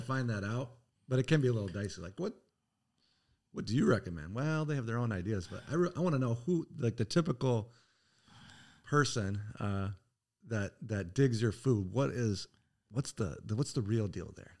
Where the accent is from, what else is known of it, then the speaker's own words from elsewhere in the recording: Northern Iowa, United States; moved away as an adult; also born or lived in Wisconsin; now in Oshkosh, United States; I was from Nor-, Northern Iowa